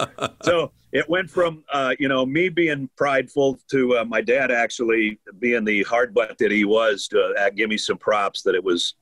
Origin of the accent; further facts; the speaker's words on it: St. Charles, Minnesota, United States; because you've been to my hometown, that everybody in that town bleeds purple, and I was no exception growing up.